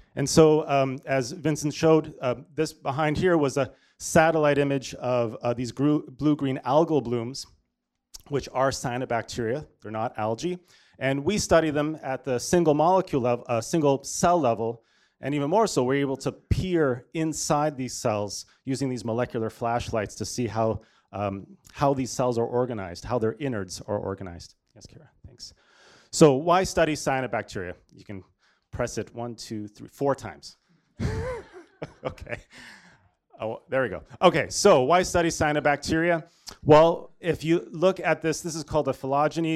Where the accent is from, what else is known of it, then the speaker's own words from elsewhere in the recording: Toronto, Ontario, Canada; moved away as an adult; also born or lived in Washington, D.C.; I'm, uh, born and raised in Toronto, Canada.